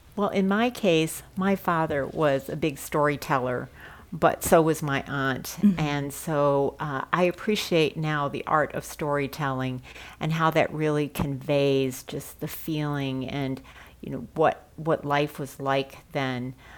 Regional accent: St. Louis, Missouri, United States; growing up in St. Louis at the time that I did, I often felt that there were not very many other Chinese families

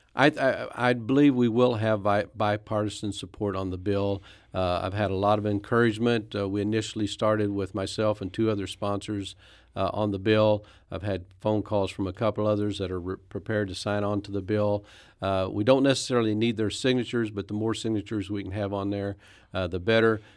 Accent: Poplar Bluff, Missouri, United States; also born or lived in Branson, Missouri; now in Farmington, United States; I'm from Farmington, Missouri, originally Popper Bluff, Missouri, so I'm not too far from my parents who still live there

